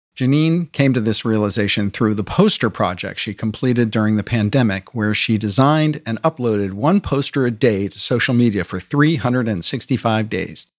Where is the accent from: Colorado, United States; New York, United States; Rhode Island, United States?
New York, United States; New York City; I'm a New Yorker